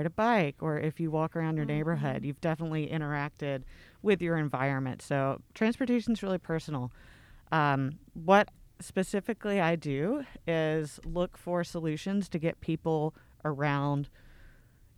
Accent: Middle Tennessee, United States; also born or lived in Midwest; now in Memphis, United States; I'm from Middle Tennessee originally

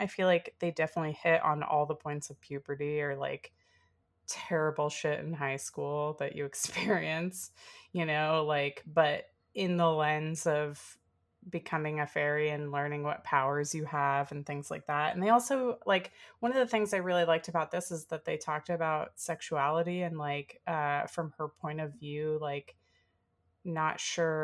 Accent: the South, United States; growing up in the South

